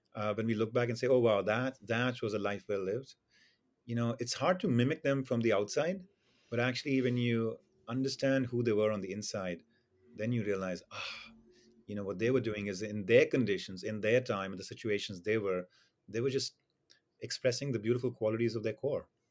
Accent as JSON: {"language": "English", "country": "India", "tie": "born or raised there", "moved": "yes", "said": "my experience in growing up in India"}